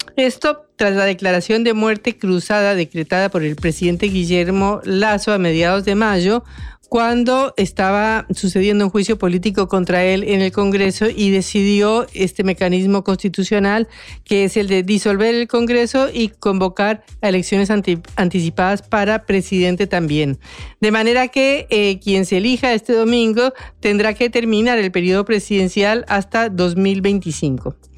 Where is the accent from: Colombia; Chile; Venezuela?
Colombia; yo soy colombiana